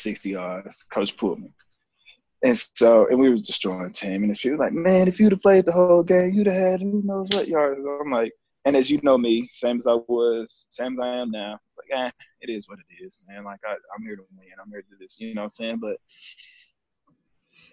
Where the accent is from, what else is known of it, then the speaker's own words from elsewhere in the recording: Plainview, Texas, United States; also born or lived in Lubbock, Texas; Born in Lubbock, was right up the road, but lived in Plainview